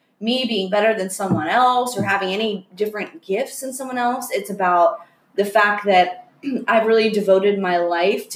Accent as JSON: {"language": "English", "region": "Florida", "country": "United States", "tie": "born or raised there", "also_born_or_lived": "Long Island, New York", "moved": "as an adult", "lives_now": "California, United States", "said": "growing up in Florida"}